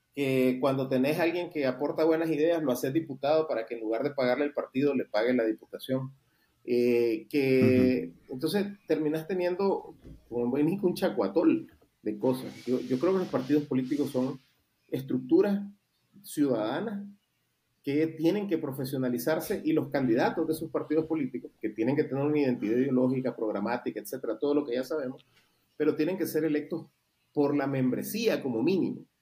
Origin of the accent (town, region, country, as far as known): Nicaragua